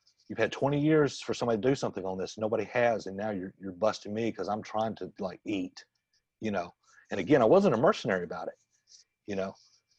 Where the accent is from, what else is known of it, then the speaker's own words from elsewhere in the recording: Jackson, Tennessee, United States; my hometown, Jackson, Tennessee